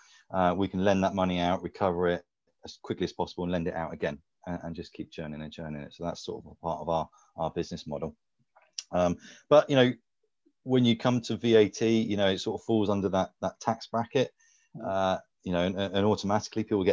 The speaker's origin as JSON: {"language": "English", "town": "Bournemouth", "region": "South West England", "country": "United Kingdom", "tie": "born or raised there", "said": "My hometown of Bournemouth"}